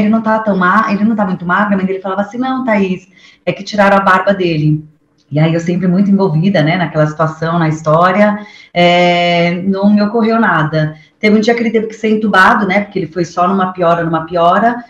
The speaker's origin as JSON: {"language": "Portuguese", "region": "São Paulo", "country": "Brazil", "tie": "born or raised there", "said": "eu sou paulista, né? Nasci aqui"}